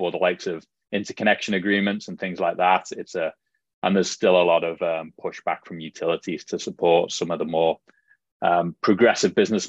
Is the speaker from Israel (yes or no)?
no; Liverpool, North West England, United Kingdom; accent: Scouse; also born or lived in Canada / Middle East / Australia; now in San Diego, United States; So my accent is definitely not a hardcore Scouse accent, as it would be referred to back home.